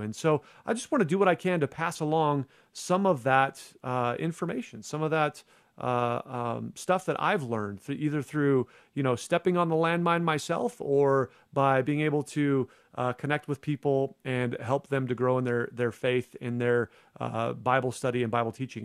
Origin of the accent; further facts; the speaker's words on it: Arizona, United States; in a church in my home state of Arizona